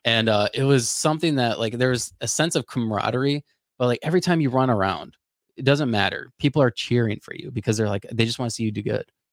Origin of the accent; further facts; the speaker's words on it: Florida, United States; I grew up in Florida.